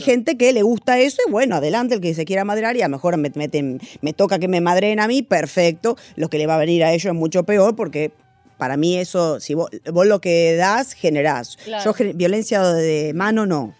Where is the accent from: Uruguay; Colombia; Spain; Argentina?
Argentina; yo soy argentina